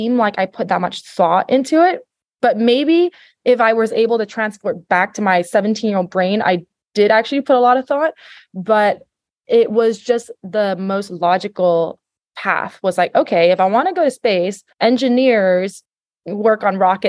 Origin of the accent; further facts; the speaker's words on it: Singapore; moved away as an adult; also born or lived in New York City, United States / Los Angeles, United States / Florida, United States; I was born in Singapore. I lived here my whole life until I went to college back in the US